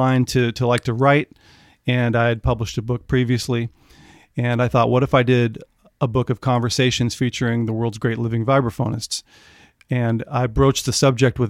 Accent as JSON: {"language": "English", "area": "the Bay Area", "region": "California", "country": "United States", "tie": "born or raised there", "said": "I grew up in the Bay Area"}